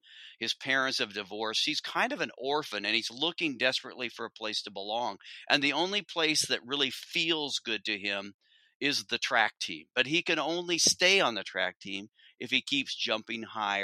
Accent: Corvallis, Oregon, United States; I grew up in Corvallis.

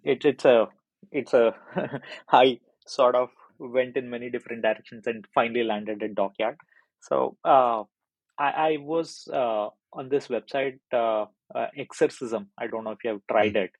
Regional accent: India; moved away as an adult; now in United Kingdom; I'm originally from India, so that's where I was working with uh, a very big medical device company there.

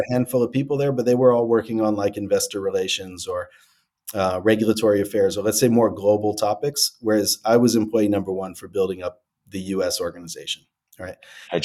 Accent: Detroit, Michigan, United States; I'm from Detroit originally

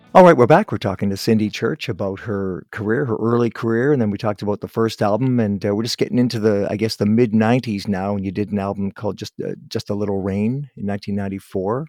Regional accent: Guelph, Ontario, Canada; born and raised in Guelph

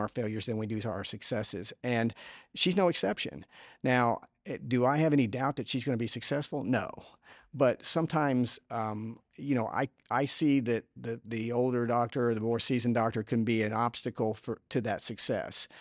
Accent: Houston, Texas, United States; I am from Houston

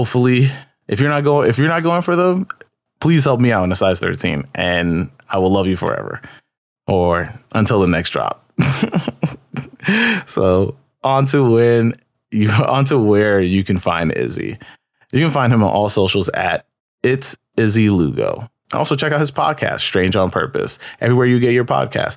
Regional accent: New York, United States; I'm a New York native

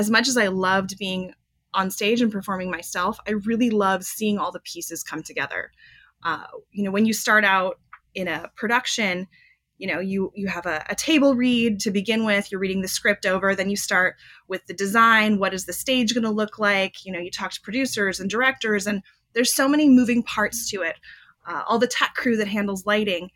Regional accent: Los Angeles, California, United States; I'm born and raised in Los Angeles.

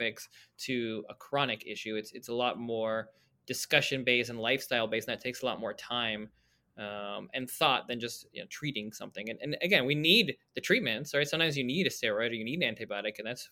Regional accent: Toronto, Ontario, Canada; I grew up in Toronto

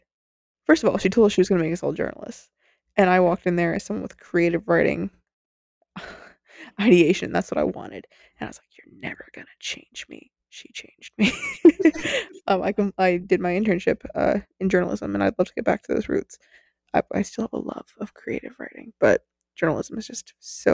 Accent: United States; We're American

